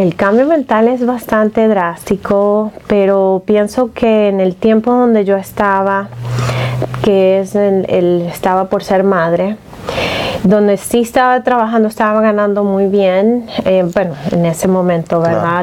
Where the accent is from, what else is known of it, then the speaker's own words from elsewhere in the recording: Venezuela; moved away as an adult; also born or lived in Seattle; En Venezuela, bueno, yo venía recién graduada